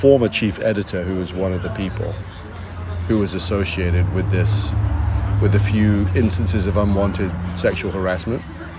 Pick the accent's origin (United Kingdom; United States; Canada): United Kingdom; England; Everyone learns French in England.